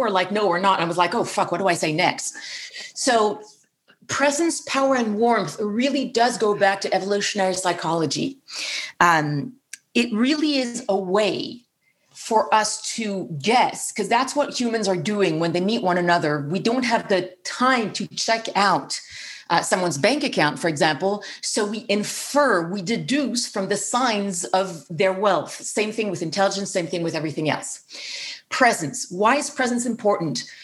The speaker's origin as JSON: {"language": "English", "town": "Paris", "region": "Île-de-France", "country": "France", "tie": "born or raised there", "said": "growing up in Paris"}